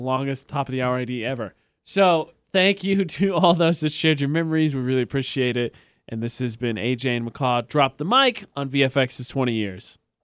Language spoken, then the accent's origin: English; Indiana, United States; moved away as an adult; also born or lived in New Mexico; now in Logan, United States; The top forty station I worked at in my hometown is the oldest running top forty station in the state of Indiana